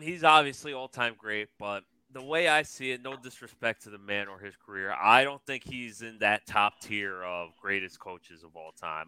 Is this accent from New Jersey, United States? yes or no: yes; New Jersey, United States; I'm from Jersey, as you fellas know. For what sure. part? In this corner, uh, North Jersey